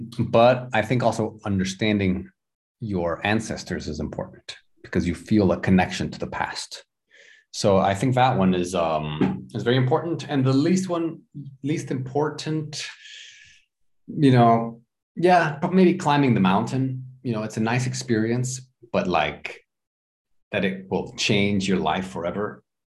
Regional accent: Houston, Texas, United States; born there; I always had it. I was born in Houston. Every time I went to Houston, you know, I felt there was something there.

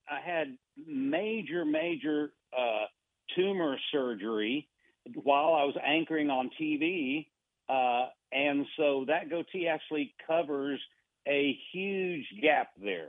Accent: Buenos Aires, Argentina; I actually was raised overseas. Okay, I was raised, I was born and raised in Buenos Aires, Argentina.

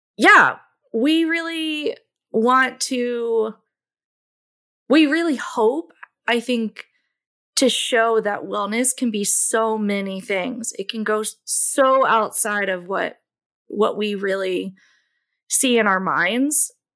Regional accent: Louisville, Kentucky, United States; I grew up in Louisville, Kentucky, and where I currently reside.

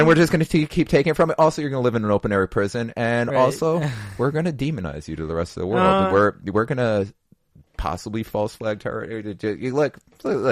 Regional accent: United States; So as an American, I'm going to speak Americanese to you now.

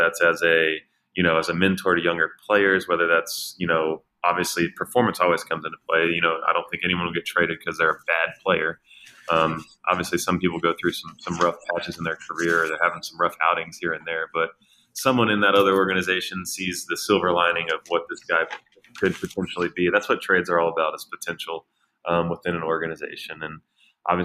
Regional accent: Houston, Texas, United States; Houston because it was my hometown team

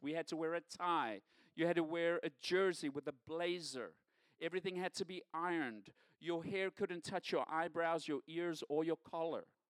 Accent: South Africa; moved away as an adult; now in United States; Growing up in South Africa, I grew up in a time of segregation

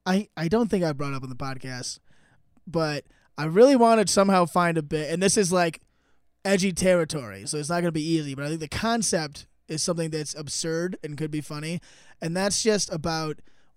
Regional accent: East Coast, United States; now in Seattle area, United States; I'm from the East Coast

